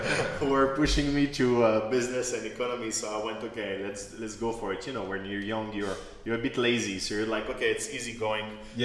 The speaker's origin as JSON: {"language": "English", "country": "France", "tie": "born or raised there", "moved": "yes", "said": "I was born and raised in France."}